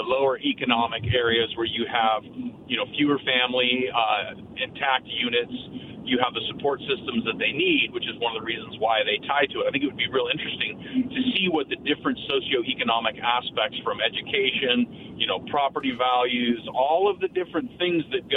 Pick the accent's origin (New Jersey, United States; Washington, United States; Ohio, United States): Washington, United States; Yakima; now in Pasco, United States; I'm from Yakima